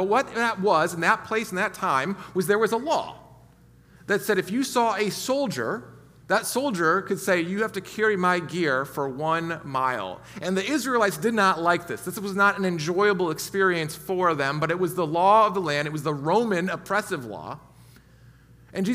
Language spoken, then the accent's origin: English; United States; we especially as American Christians